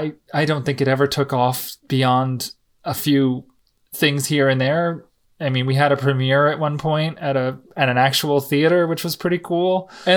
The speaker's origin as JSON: {"language": "English", "region": "New Jersey", "country": "United States", "said": "You know, I'm from New Jersey, so like that's where I see us."}